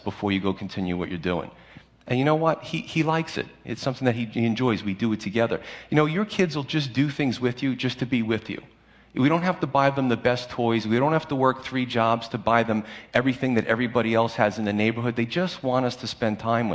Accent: United States; as American Christians

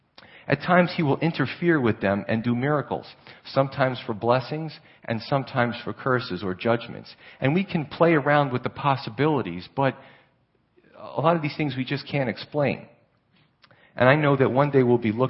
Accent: New York City, New York, United States; moved away; also born or lived in Pennsylvania; I grew up in Staten Island and Brooklyn area

